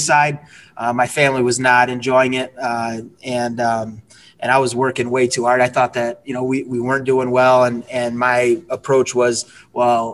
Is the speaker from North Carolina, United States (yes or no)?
no; Michigan, United States; also born or lived in Utah; I'm from Michigan